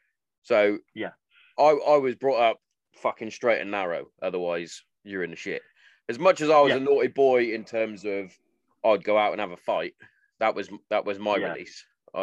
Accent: Hereford, West Midlands, United Kingdom; I grew up in Hereford, which I do believe was the heroin capital of the world at one stage.

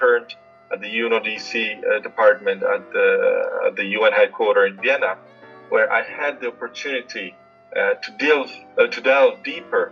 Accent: India; I'm proud of being both European and a foreigner, because I'm Indian as well.

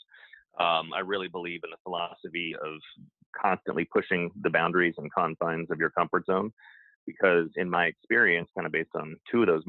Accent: Dallas, Texas, United States; moved away as an adult; also born or lived in Oxford, England; now in California, United States; I grew up in Dallas, Texas. I live in California now, but I still claim to be a Texan.

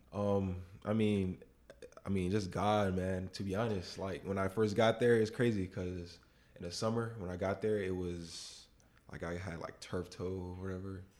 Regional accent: West Palm Beach, Florida, United States; moved away; I'm from West Palm Beach

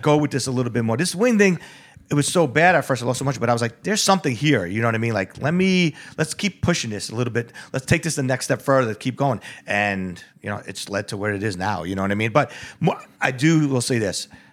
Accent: New York, United States; moved away; I was born and raised in the Bronx in Mount Vernon

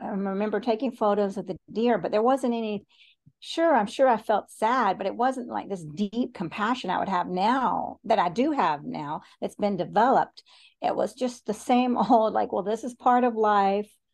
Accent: Chattanooga, Tennessee, United States; I was born in Chattanooga, Tennessee

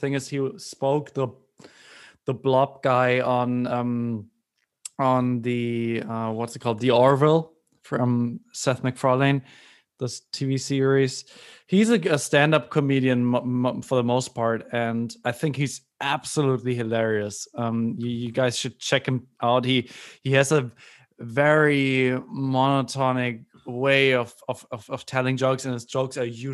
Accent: Germany; as a German, I come from a culture where cars are super important

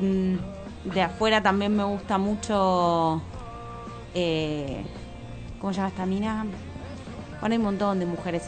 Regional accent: Buenos Aires, Argentina; also born or lived in Parque Chas, Buenos Aires / Pilar, Buenos Aires Province; Yo crecí ahí hasta los 9, 10. Después me mudé a Belgrano. Este, y eh, hice toda mi primaria, parte de mi primaria y toda mi adolescencia en Belgrano

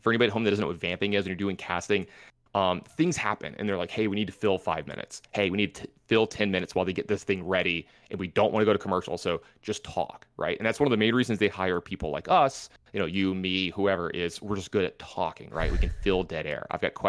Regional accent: the South, United States; something in general, y'all, you know, because I'm from the South.

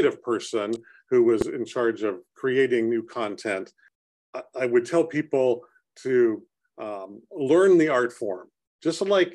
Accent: San Jose, California, United States; I grew up in San Jose and we didn't have a lot of money

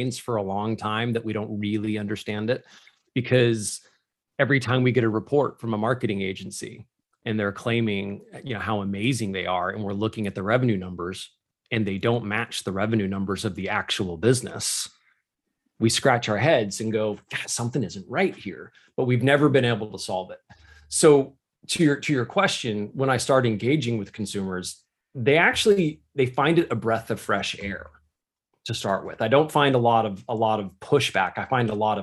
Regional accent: United States; I am an American

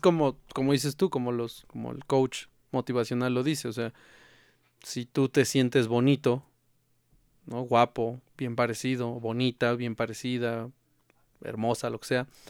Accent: Mexico; como mexicanos, pues nunca nos hemos dejado vencer

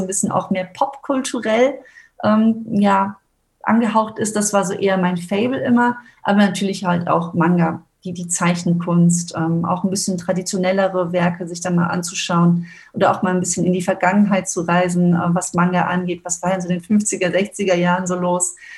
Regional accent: Germany; als Deutsche

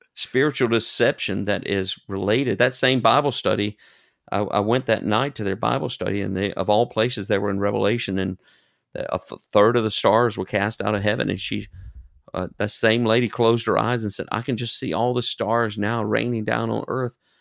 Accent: United States; accent: American; moved away as an adult; now in Germany; I have an accent, and they know immediately that I'm an American

